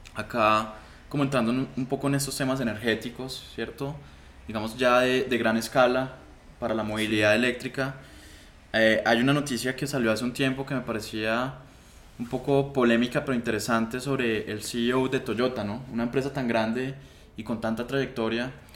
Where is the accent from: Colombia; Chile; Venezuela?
Colombia